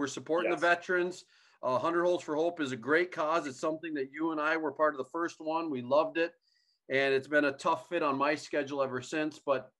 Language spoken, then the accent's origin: English; St. Francis, Minnesota, United States; I grew up in St. Francis, Minnesota